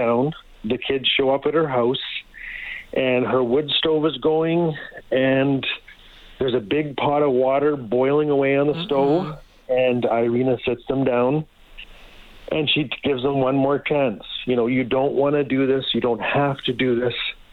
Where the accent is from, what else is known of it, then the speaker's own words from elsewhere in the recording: Fort Smith, Northwest Territories, Canada; now in Edmonton, Canada; I was raised in Fort Smith, Northwest Territories